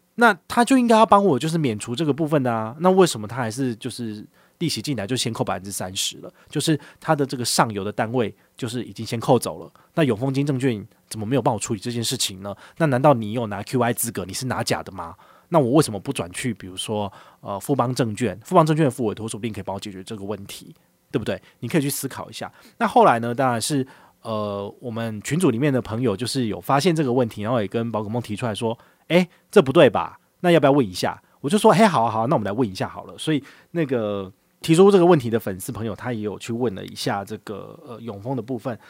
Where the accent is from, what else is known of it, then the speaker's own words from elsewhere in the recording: Taiwan; 我们台湾人